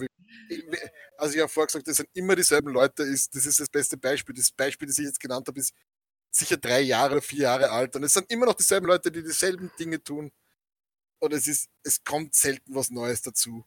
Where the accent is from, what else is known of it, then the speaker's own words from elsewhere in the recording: Austria; wir sind aus Sim-, aus Österreich